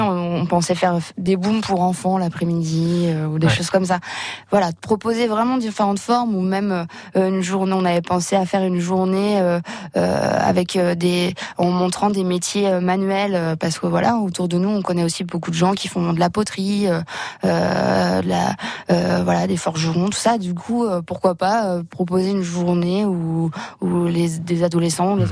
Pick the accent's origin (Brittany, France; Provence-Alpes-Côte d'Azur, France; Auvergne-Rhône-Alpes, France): Brittany, France; La Gacilly; now in Sainte-Marie, France; je suis originaire de Lagacilly, mais du coup qui est, qui est vraiment pas loin